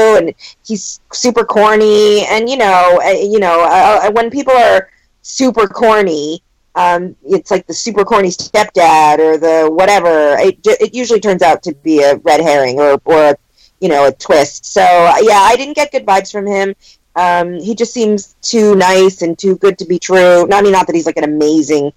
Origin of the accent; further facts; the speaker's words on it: East Coast, United States; now in California, United States; I'm from the East Coast